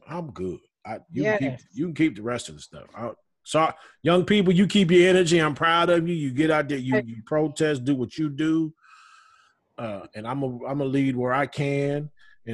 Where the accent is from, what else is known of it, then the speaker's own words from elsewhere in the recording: Southern California, United States; now in Texas, United States; I'm from Southern California, so we like to ride.